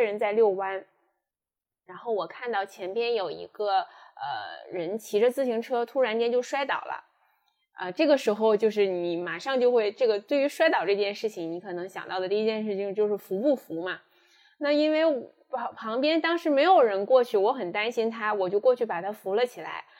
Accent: northern China, China; moved away as an adult; also born or lived in Shanghai; 因为我本身是北方人，来到上海读书，然后工作

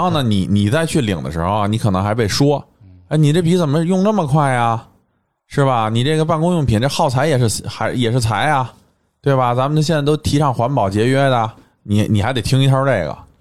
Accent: China; 我们作为一个中国人

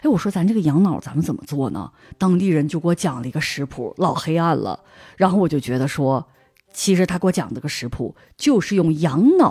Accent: Northeast China, China; 像我记得我小的时候在东北吃的那个青椒，觉得很有味道。

